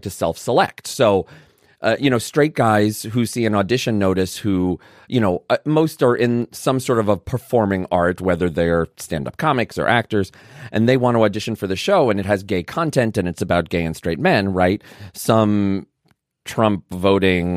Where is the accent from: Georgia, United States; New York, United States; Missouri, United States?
New York, United States; New York City; also born or lived in Vermont; now in Canada; I grew up in Brooklyn.